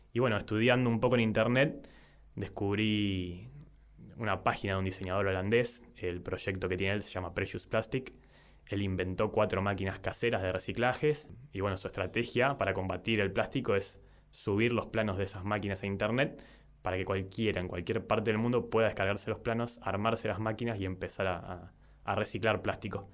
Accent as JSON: {"language": "Spanish", "town": "San Nicolás de los Arroyos", "region": "Buenos Aires Province", "country": "Argentina", "said": "tengo 30 años, soy de San Nicolás"}